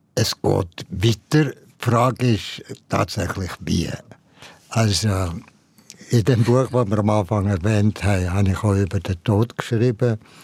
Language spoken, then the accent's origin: German; Valais, Switzerland; in meiner Jugend im Wallis